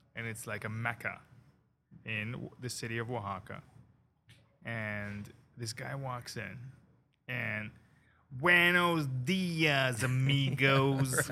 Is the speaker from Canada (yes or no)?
yes; Toronto, Ontario, Canada; moved away as an adult; now in Cayman Islands; I grew up in Canada, right? And then I moved down to the Cayman Islands to open a Mexican restaurant.